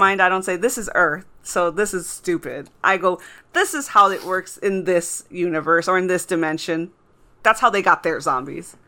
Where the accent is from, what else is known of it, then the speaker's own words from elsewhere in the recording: Texas, United States; I grew up in Texas